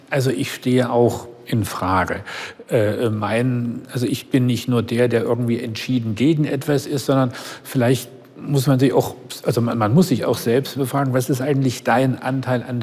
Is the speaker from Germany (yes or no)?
yes; the South, Southern Germany, Germany; Aber ich nicht, ich komme aus dem Süden.